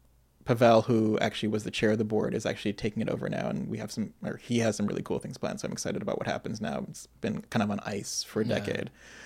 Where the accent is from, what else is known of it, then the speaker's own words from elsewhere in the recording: United States; I'm Black American. My dad's originally from Detroit. My parents, my mom is from Tuskegee, Alabama.